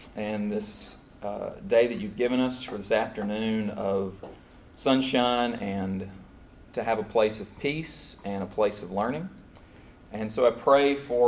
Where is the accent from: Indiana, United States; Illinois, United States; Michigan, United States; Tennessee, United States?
Tennessee, United States; Clarksville; also born or lived in Brisbane, Australia / Abilene, Texas / Lebanon, Tennessee; Tennessee's home for me. I grew up there in Clarksville, Tennessee